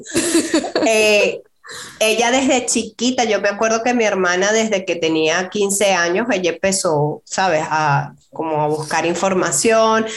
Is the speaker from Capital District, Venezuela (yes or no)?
no; Valencia, Carabobo, Venezuela; moved away as an adult; now in United States; nosotros somos de Valencia, de la ciudad de Valencia, Estado Carabobo